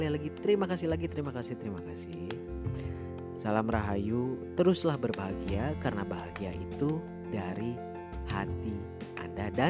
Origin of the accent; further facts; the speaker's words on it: Indonesia; born there; Nah, karena saya lahir di Indonesia, lahir sebagai bangsa Indonesia.